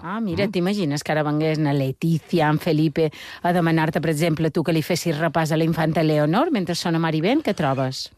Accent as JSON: {"language": "Catalan", "area": "Majorca", "region": "Balearic Islands", "country": "Spain"}